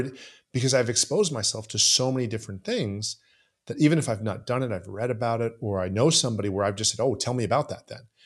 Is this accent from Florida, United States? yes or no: yes; Southeast Florida, United States; also born or lived in Canada; I grew up in Southeast Florida